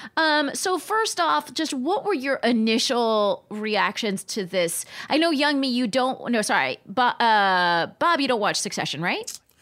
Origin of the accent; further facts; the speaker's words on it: Palm Springs, California, United States; moved away as an adult; also born or lived in New York City; I just really begrudgingly had this job in my hometown before, uh, before moving to New York City. And I really didn't wanna be in my hometown. This is in Palm Springs, California.